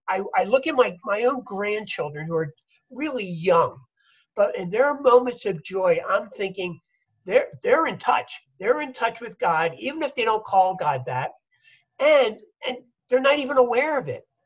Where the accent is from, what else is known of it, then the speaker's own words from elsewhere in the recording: Philadelphia, Pennsylvania, United States; I'm a Philadelphia boy. I grew up in Philly